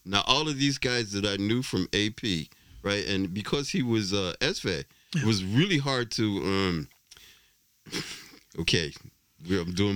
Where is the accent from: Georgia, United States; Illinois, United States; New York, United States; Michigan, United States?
Illinois, United States; Chicago; moved away as an adult; also born or lived in Los Angeles / Orange County, California; now in Norway; I grew up on the South Side